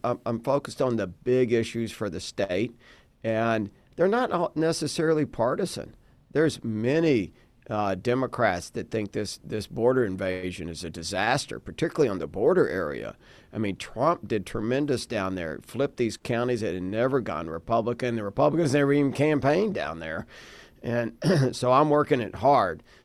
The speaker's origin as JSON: {"language": "English", "town": "Dallas", "region": "Texas", "country": "United States", "tie": "born or raised there", "said": "I'm a fifth generation Texan. I was born and raised in Dallas"}